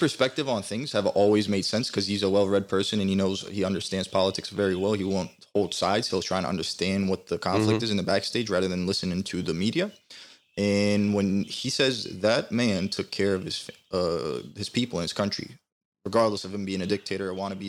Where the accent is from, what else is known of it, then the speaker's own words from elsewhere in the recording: United States; born there; I was born here in 98. I went to Turkey in 2006 for the first time